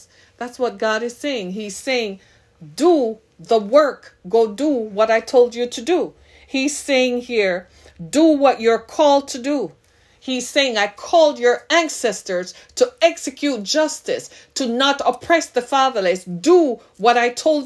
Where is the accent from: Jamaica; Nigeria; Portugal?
Jamaica; now in Detroit, United States; I am Jamaican by birth, by ethnicity.